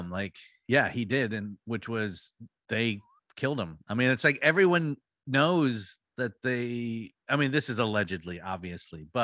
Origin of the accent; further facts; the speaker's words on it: United States; I know these fuckers. I grew up in Hampton {S0} County.